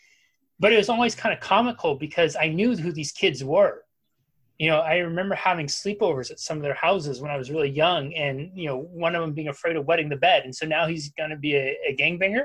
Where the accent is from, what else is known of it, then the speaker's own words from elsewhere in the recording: Humboldt County, Northern California, United States; I grew up in Northern California, which is, I think it's still called the Emerald Triangle. It's Humboldt County